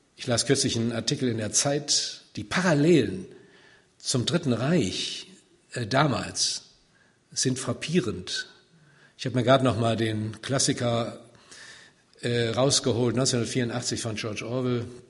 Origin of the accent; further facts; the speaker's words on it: Siegen, North Rhine-Westphalia, Germany; also born or lived in Wiedenest; ich komme aus Siegen, gebürtig